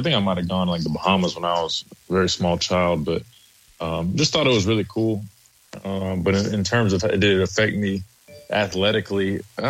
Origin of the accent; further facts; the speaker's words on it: Columbia, South Carolina, United States; I'm from Columbia, South Carolina.